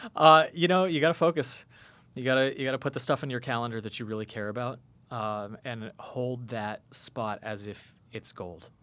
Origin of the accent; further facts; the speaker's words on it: United States; the evangelicals that I grew up with in America